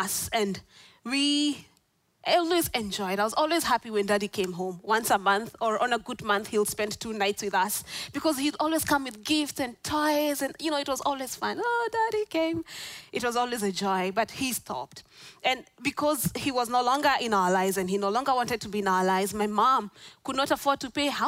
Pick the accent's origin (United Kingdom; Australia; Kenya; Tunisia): Kenya; moved away as an adult; now in Orlando, United States; I'm not from Orlando, I'm from Kenya.